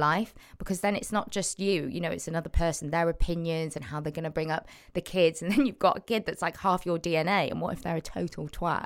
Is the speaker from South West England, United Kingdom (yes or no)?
yes; Cheltenham, South West England, United Kingdom; moved away as an adult; now in Manchester, United Kingdom; Cheltenham, Cotswolds, go. Born and raised, and then I live in Manchester last six years.